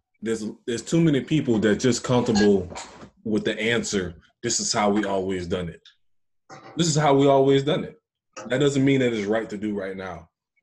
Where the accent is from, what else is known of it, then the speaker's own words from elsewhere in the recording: Louisiana, United States; all of us growing up in Louisiana